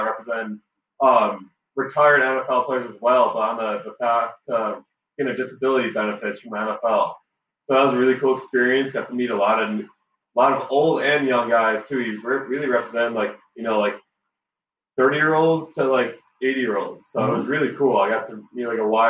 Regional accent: Milwaukee, Wisconsin, United States; moved away as an adult; now in Los Angeles, United States; I am from Milwaukee, Wisconsin

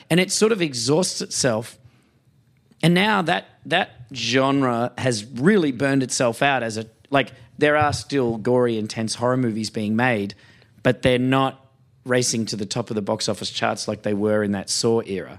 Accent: Australia; as an Australian

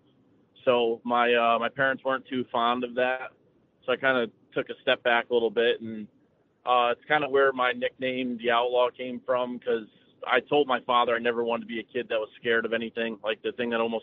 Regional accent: Danbury, Connecticut, United States; I come from Danbury, Connecticut

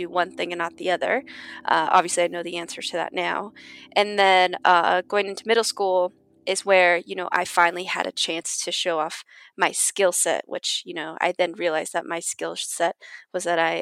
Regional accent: Downey, California, United States; I grew up in Downey, California

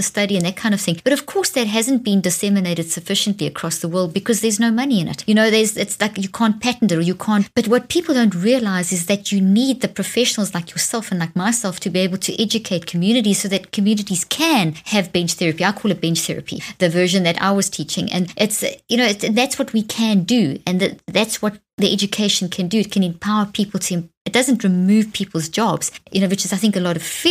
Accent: Zimbabwe; moved away; also born or lived in South Africa; Zimbabwe, where I was born in Zimbabwe

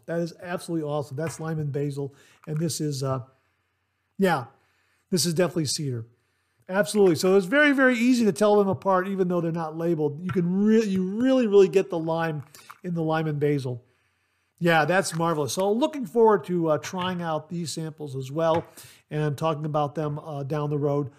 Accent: Ohio, United States; the state of Ohio, my home state.

